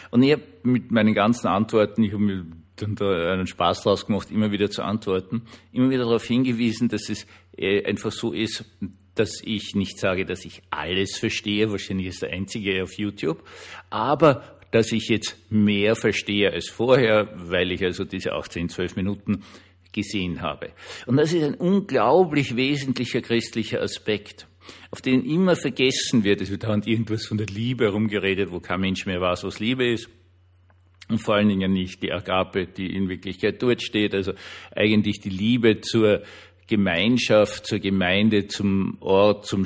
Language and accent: German; Austria; obwohl eh dann dazu geschrieben, ich bin Österreicher